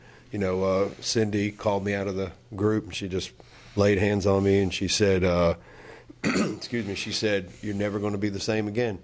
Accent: New Jersey, United States; moved away; also born or lived in Live Oak, Florida; I was born and raised in New Jersey

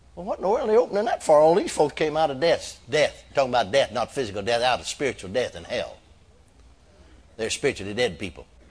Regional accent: McKinney, Texas, United States; my hometown of McKinney, Texas

